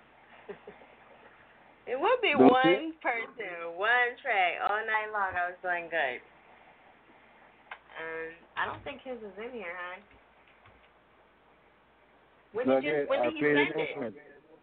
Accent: New Jersey, United States; accent: Jersey; I got a Jersey accent

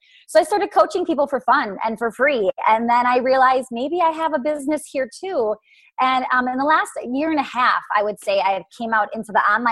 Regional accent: Milwaukee, Wisconsin, United States; it's in Milwaukee and it's my hometown. It's where I've grown up

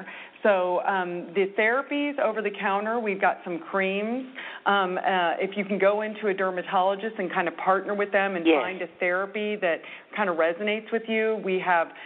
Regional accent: Laguna Beach, California, United States; I grew up in Laguna Beach, in Southern California.

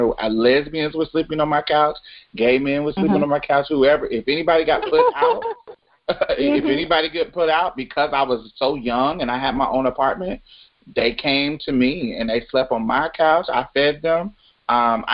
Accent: Indianapolis, Indiana, United States; also born or lived in Jackson, Mississippi; now in Houston, United States; I'm originally from Indianapolis, but my mm-hmm. family is from Mississippi

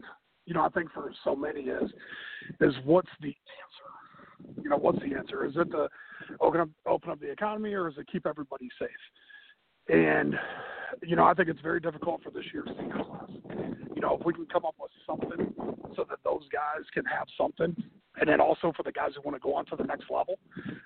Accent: Ohio, United States; now in South Carolina, United States; I'm originally from Ohio

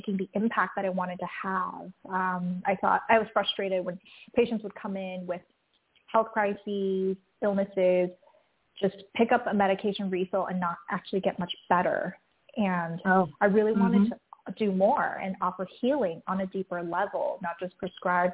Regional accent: Taiwan; moved away; also born or lived in San Francisco; growing up, I grew up in Taiwan

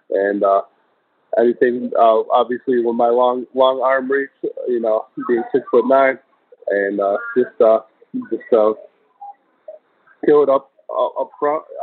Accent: New York, United States; moved away; also born or lived in Washington State / Coastal Carolina / Tampa; I'm originally from New York.

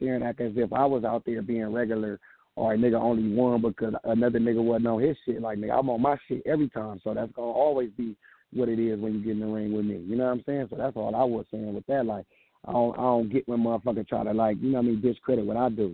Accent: the West, West Coast, United States; I'm coming from the West

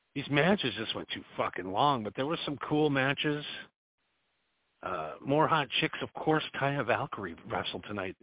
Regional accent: United States; I'm an American

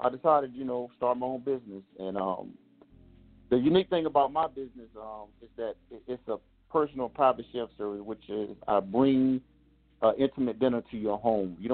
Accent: Chapel Hill, North Carolina, United States; moved away as an adult; I was originally born and raised in Chapel Hill, North Carolina

